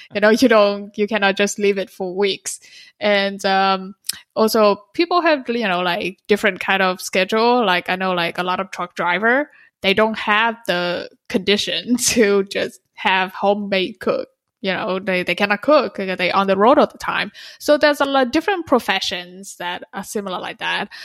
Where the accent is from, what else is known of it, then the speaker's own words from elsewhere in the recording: Vietnam; moved away; I'm from Vietnam